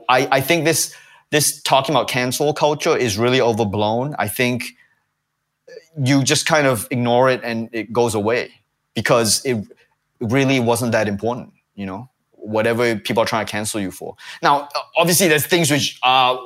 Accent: Singapore; something which I grew up with in Singapore

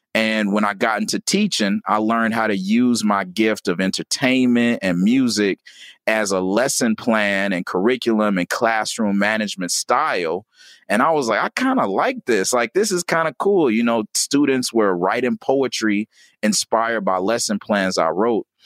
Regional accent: Gary, Indiana, United States; I was born in Gary, Indiana

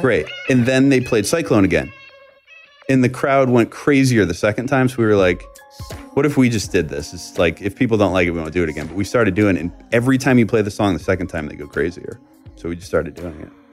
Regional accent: Boston, Massachusetts, United States; moved away as an adult; also born or lived in Los Angeles; now in Nashville, United States; I grew up in the Northeast

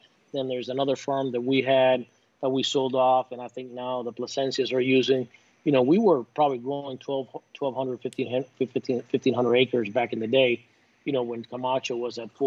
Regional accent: Tampa, Florida, United States; I grew up in Tampa. I played for Tampa Jesuit

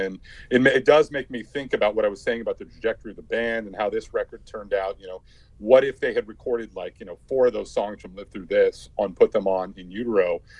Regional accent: Oregon, United States; I'm from Oregon, and Love was a bit of a local legend.

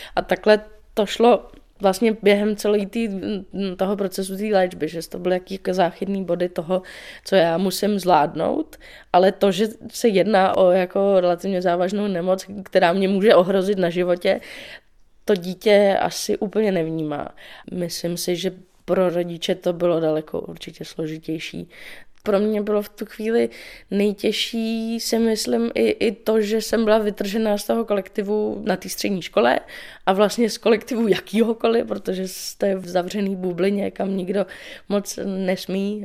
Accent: Dobřichovice, Central Bohemian Region, Czechia; now in Prague, Czech Republic; Já jsem uh, z Dobřichovy, což je kousíček od Prahy.

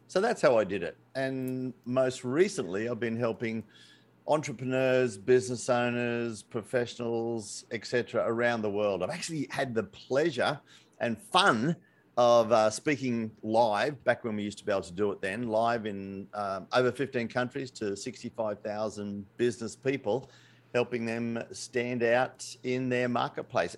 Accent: Australia; I'm Australian

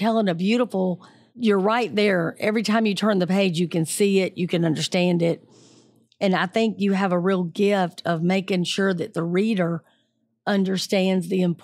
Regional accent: Atlanta, Georgia, United States; I'm a native Atlantan, born and raised in Georgia, seventh and eighth generation.

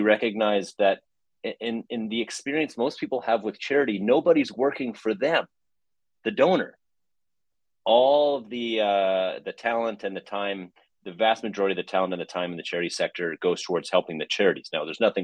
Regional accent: Vancouver, British Columbia, Canada; also born or lived in Montreal; I'm a guy from Vancouver, British Columbia. So up here in the west side of Canada

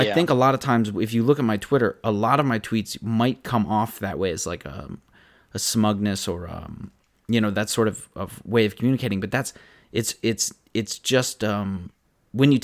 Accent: tri-state area, United States; I grew up in the tri-state area

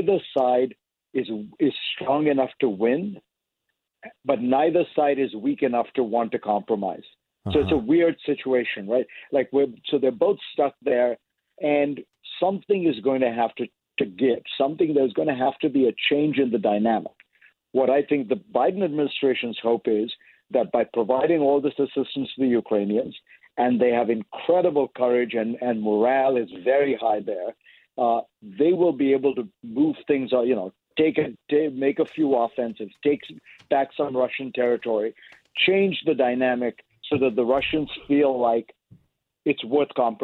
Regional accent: India; moved away; I grew up in India

